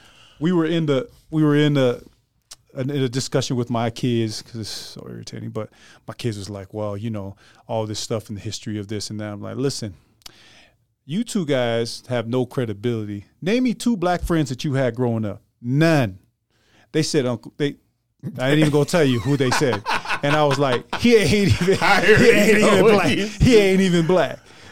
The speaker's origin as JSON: {"language": "English", "town": "Clearfield", "region": "Utah", "country": "United States", "said": "I'm from Clearfield, Utah, man."}